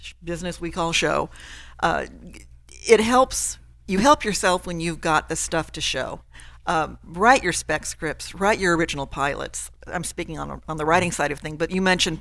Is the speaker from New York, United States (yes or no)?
no; Texas, United States; moved away as an adult; also born or lived in California; I grew up in Texas